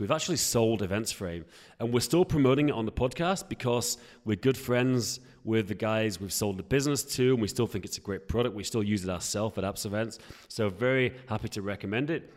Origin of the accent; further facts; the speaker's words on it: Yorkshire and the Humber, United Kingdom; I'm from Yorkshire in northern England, and, um, yeah, I'm from a very kind of rural